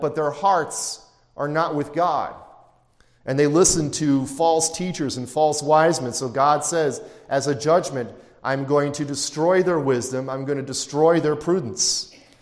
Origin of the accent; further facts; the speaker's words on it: Chicago, Illinois, United States; I come from Chicago, you could find a pizzeria on every street corner